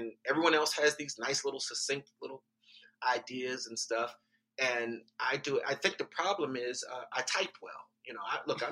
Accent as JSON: {"language": "English", "town": "Baltimore", "region": "Maryland", "country": "United States", "tie": "born or raised there", "said": "I grew up in Baltimore"}